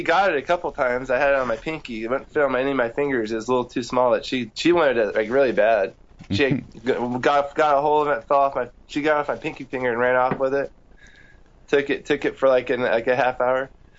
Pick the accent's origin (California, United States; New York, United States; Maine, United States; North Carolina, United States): California, United States; I grew up in California.